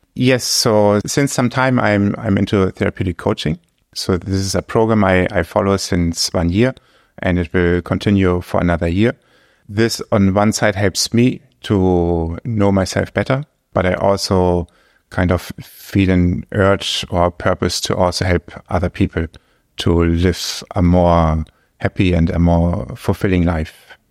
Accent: Germany; English is a second language; moved away as an adult; now in Luxembourg; my home country, Germany

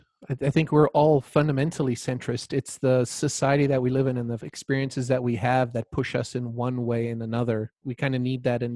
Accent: South Africa; first language Croatian; English is a second language; So I grew up in South Africa to parents that immigrated from Croatia. So wow. I spoke Croatian and thought Croatian at home. But when I went to school, it was all English from a South African point of view.

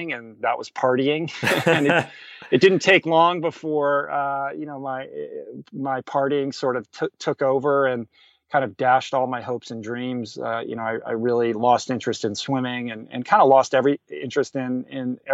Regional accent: Washington, District of Columbia, United States; I grew up in Washington, D.C.

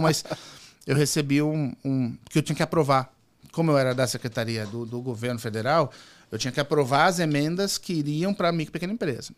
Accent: Santos, São Paulo, Brazil; Eu sou de São Paulo, do litoral, sou nascido em Santos.

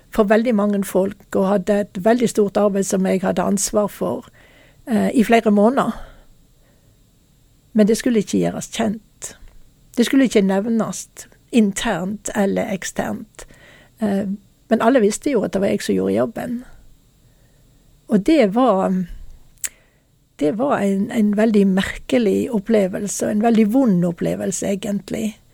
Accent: Norway; Det som var problemet i den tida, det var når jeg eh, var hjemme i Norge.

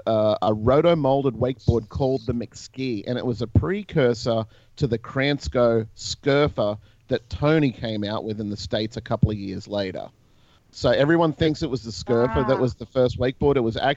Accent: Gold Coast, Queensland, Australia; moved away; I am born and raised on the Gold Coast.

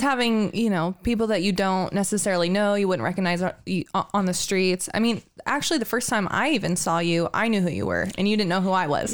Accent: Coeur d'Alene, Idaho, United States; I've lived in Coeur d'Alene almost my whole life

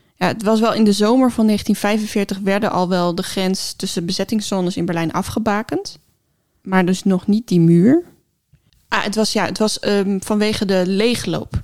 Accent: Netherlands; we als Nederlanders

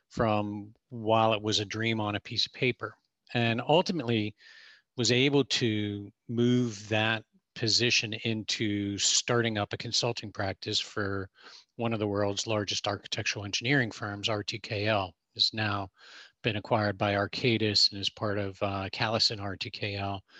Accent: Pittsburgh, Pennsylvania, United States; Well, I was born in Pittsburgh in the 60s.

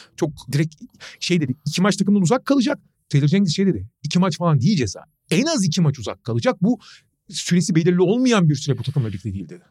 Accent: Turkey

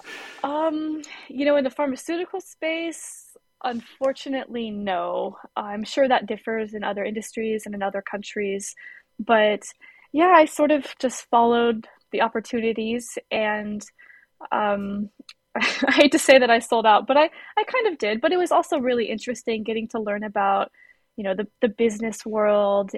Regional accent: United States; being American too. I I rely on my employment for health insurance

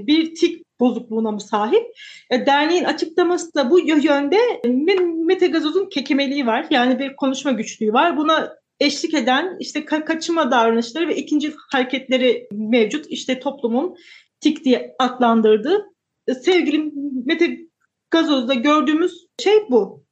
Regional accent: Kayseri Province, Turkey; ben Kayseriliyim. Kayseri'de yaşıyorum.

